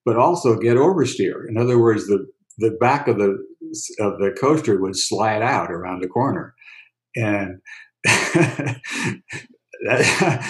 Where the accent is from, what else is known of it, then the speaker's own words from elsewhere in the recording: San Francisco, California, United States; Growing up in San Francisco, most of the time, I was two blocks away from Golden Gate Park